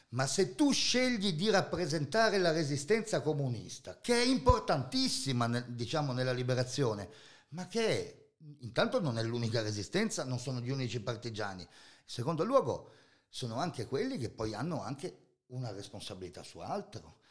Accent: Friuli-Venezia Giulia, Italy; Sono friulano, terra di Loris Fortuna

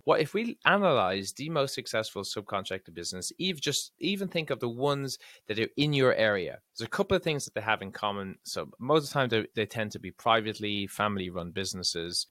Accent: Ireland; I'm from Ireland

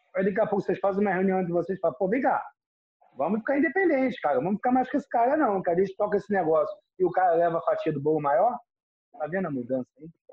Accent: Rio de Janeiro, Brazil; E eu nasci em Ipanema, eu era da Zona Sul

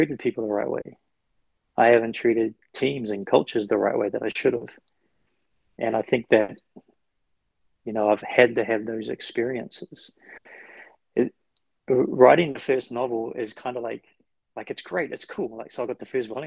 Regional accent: New Zealand; moved away; I come from New Zealand.

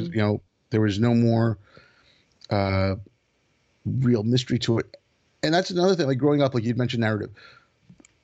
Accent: Montreal, Quebec, Canada; also born or lived in India; I grew up in Canada. I grew up in Montreal. I was born in India. My family moved to Montreal when I was six.

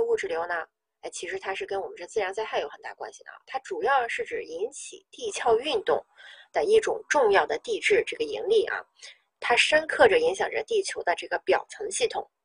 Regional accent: Northeast China, China; 我们东北人喜欢这个搓澡

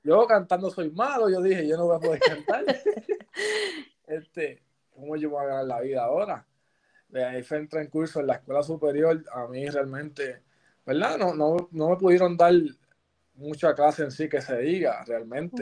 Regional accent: Patillas, Puerto Rico; me gusta estar allá en, mi pueblo, allá en Patilla.

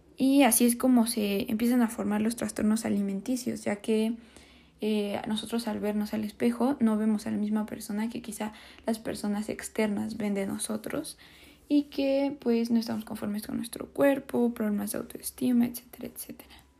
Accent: Mexico; nosotros como mexicanos

